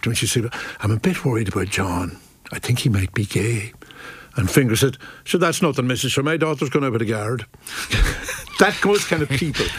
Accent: Ballyshannon, Ulster, Ireland; also born or lived in Drumshanbo; my childhood in Ballyshannon. It was just a wonderful place to grow up.

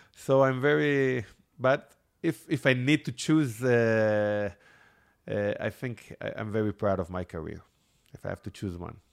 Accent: Israel; English is a second language; I grew up in Israel.

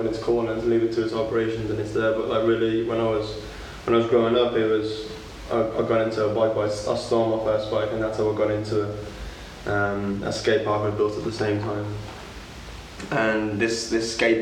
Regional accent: Walsall, West Midlands, United Kingdom; now in London, United Kingdom; I'm from Warsaw, just outside of Birmingham

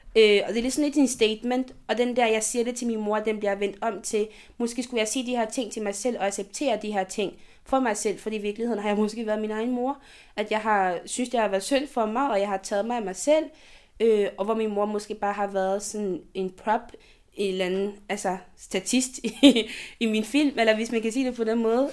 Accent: Côte d’Ivoire; now in Denmark; det land, jeg kommer fra

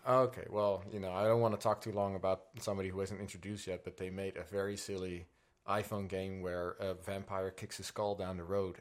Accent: Netherlands; English is a second language; Coming from the Netherlands, though, I did not speak English at all.

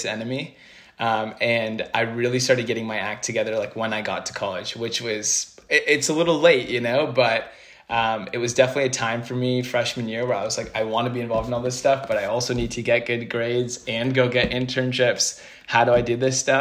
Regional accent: Bay Area, California, United States; I'm from the Bay Area

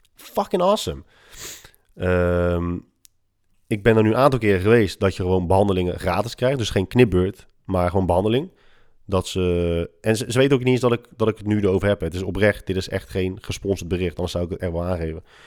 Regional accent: Netherlands; wij als Hollanders

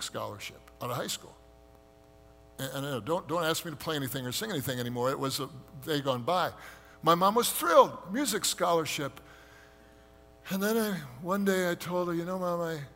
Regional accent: United States; we as American Christians

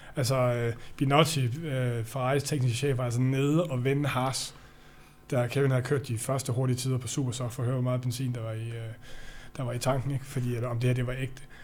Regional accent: Denmark; jeg er jo dansker

